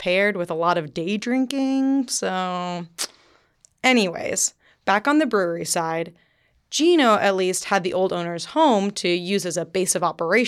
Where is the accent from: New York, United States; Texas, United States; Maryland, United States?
Texas, United States; Dripping Springs; moved away as an adult; we were born and raised in Dripping Springs, Texas, I've since moved out of state